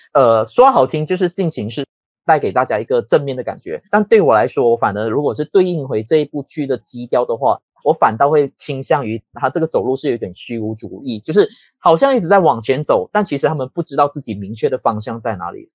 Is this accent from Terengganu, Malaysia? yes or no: no; a small fishing village in Perak, Malaysia; now in Kuala Lumpur, Malaysia; 我是一个在霹雳族的一个小渔村叫班代尔米斯的